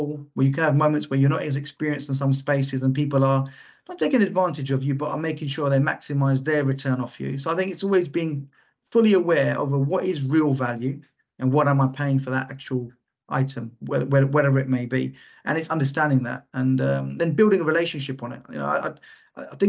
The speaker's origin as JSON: {"language": "English", "region": "London", "country": "United Kingdom", "tie": "born or raised there", "said": "I grew up in Lewisham, which is southeast London."}